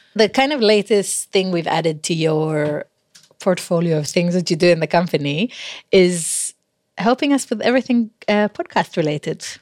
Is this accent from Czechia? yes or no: no; Israel; moved away as an adult; now in England; I grew up in Israel